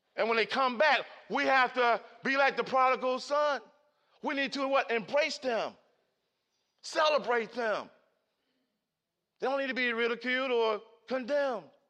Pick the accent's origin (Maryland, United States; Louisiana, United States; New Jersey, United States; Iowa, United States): Maryland, United States; Baltimore; Growing up in Cherry Hill, Baltimore City